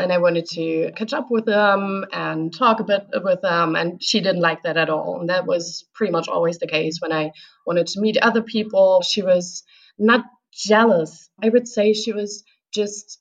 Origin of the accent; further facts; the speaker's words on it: Hanover, Lower Saxony, Germany; I'm 27 years old. I'm from Hanover. I went to school with Coco.